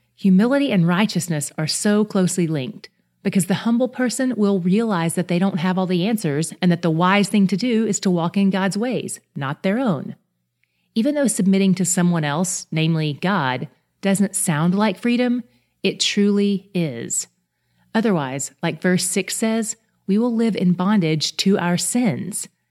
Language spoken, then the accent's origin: English; the South, United States; I grew up in the South